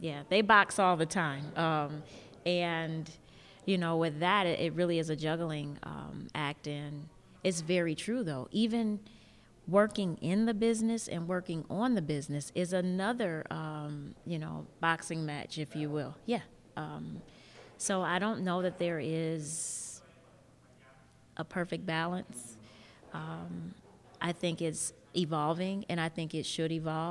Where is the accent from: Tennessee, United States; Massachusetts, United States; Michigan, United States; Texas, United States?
Michigan, United States; Detroit; also born or lived in East Lansing, Michigan; I'm born and raised in Detroit, only went away to go to school.